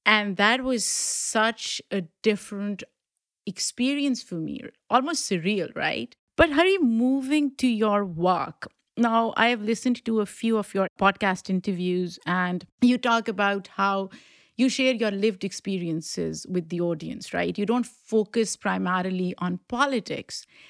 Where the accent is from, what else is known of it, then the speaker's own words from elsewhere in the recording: Pakistan; accent: Pakistani; English is a second language; now in United States; I grew up in Pakistan